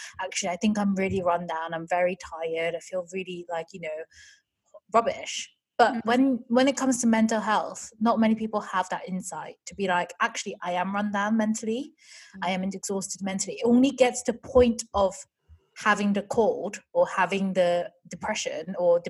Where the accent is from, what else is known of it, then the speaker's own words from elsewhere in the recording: South Korea; moved away; when I was growing up in Korea